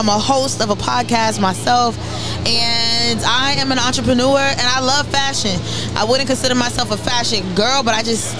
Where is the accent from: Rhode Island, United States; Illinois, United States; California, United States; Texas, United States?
Rhode Island, United States; Pawtucket; But I've been away from Rhode Island for a minute.